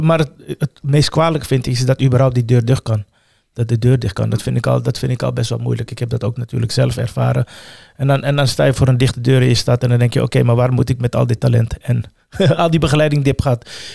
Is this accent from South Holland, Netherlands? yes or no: yes; The Hague, South Holland, Netherlands; also born or lived in Suriname / Amsterdam; ik ben merendeels in Transvaal opgegroeid